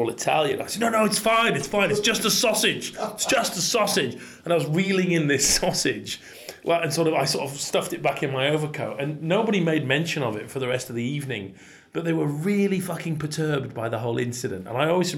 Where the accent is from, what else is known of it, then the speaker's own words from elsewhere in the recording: Cumberland, North West England, United Kingdom; I'm a Cumbrian. I'm from Cumberland